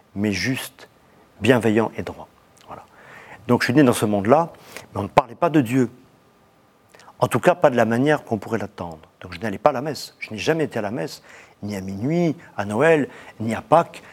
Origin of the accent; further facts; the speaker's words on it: Aix-en-Provence, Provence-Alpes-Côte d'Azur, France; On a eu la chance d'avoir tout près de chez nous, à Aix-en-Provence, un petit monastère qui s'appelle Notre-Dame de la Cède, qui existe toujours, où j'ai été baptisé